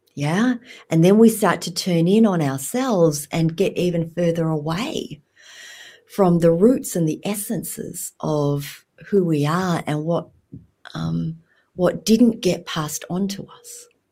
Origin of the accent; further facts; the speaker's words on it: Australia; moved away as an adult; also born or lived in Vietnam; now in Alaska, United States; growing up in Australia, I never felt quite Vietnamese enough, and I also never felt quite Australian enough.